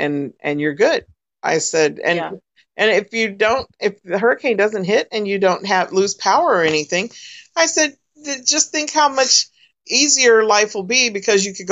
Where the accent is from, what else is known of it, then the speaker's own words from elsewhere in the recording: California, United States; moved away as an adult; now in Florida, United States; I grew up in California.